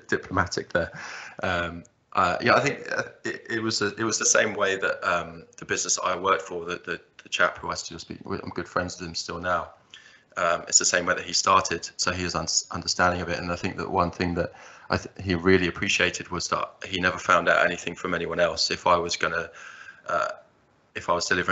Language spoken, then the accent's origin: English; Margate, South East England, United Kingdom; I was born in Margate in the southeast, and that's where I still currently reside, that southeast England. I grew up, went through the system